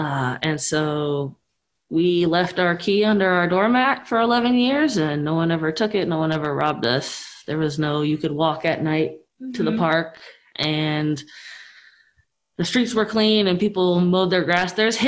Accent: Columbus, Ohio, United States; I am a native of Columbus. I grew up in the Northland area, so on the north side. I went to Northland High School

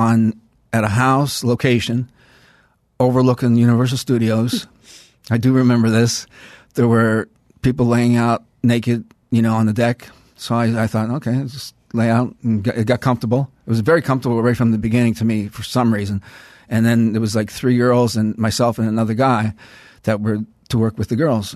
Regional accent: Halifax, Nova Scotia, Canada; moved away; Halifax, Nova Scotia. I came out here in 81, 82.

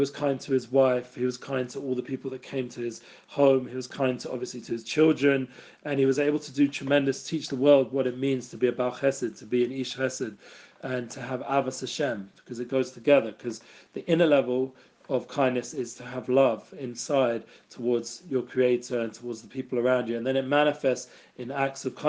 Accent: England, United Kingdom; I grew up in England

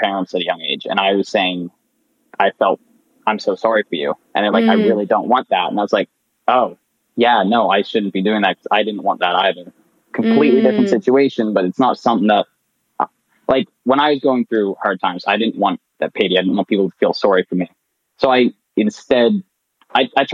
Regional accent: Nova Scotia, Canada; moved away as an adult; now in Waterloo, Canada; I'm born and raised in Nova Scotia, and I'm going to university in Waterloo, Ontario

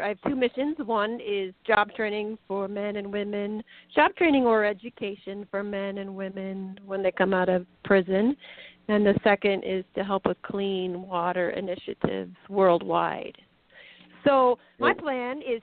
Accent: Colorado, United States; also born or lived in Minnesota; now in New Jersey, United States; when I was growing up in Colorado

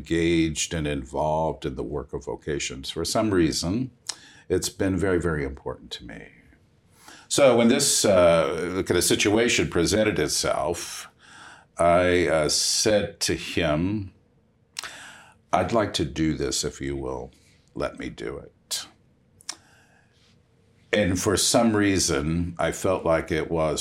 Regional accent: Middletown, Kentucky, United States; also born or lived in Lyndon, Kentucky; I was born when they moved to Linden, Kentucky, and we were members of St. Margaret Mary Parish at that point. And then they built our home in Middletown, we moved there when I was going into third grade

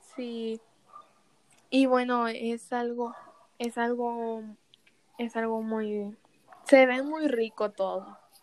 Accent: Mexico; Aquí en México

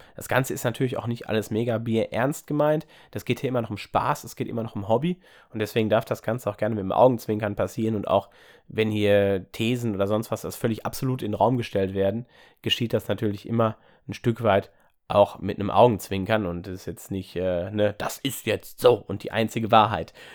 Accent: Ruhr area, North Rhine-Westphalia, Germany; komme ich auch aus der Gegend hier aus dem Ruhrgebiet

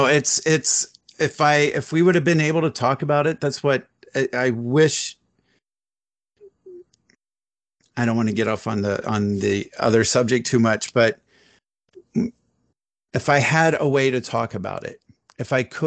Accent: Columbus, Ohio, United States; I grew up in Columbus, Ohio.

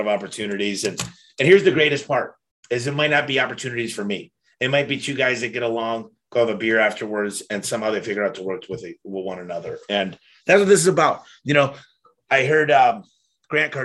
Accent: Detroit, Michigan, United States; now in Phoenix, United States; I'm from Detroit

